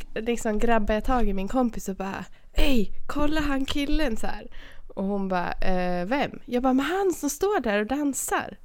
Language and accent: Swedish; Sweden; jag är från Sverige